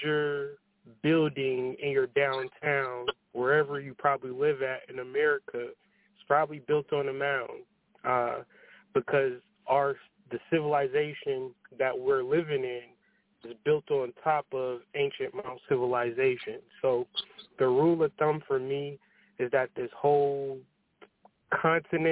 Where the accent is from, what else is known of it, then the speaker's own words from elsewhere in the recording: Ohio, United States; Growing up in Ohio